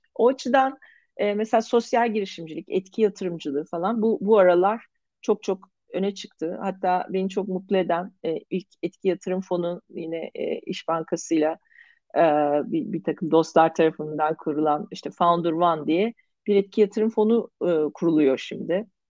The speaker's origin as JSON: {"language": "Turkish", "country": "Turkey", "said": "biz Türkler olarak"}